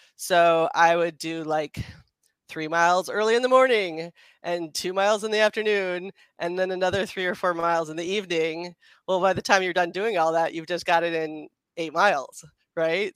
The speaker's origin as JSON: {"language": "English", "country": "United States", "also_born_or_lived": "Philadelphia", "moved": "as an adult", "lives_now": "Los Angeles, United States", "said": "I'm from DC suburbs, and I went to school in Philadelphia"}